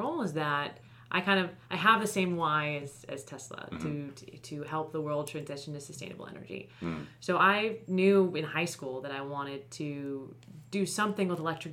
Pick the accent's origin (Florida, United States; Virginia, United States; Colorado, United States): Florida, United States; now in California, United States; I'm originally from Florida, so I live out here in California now, but my parents still live there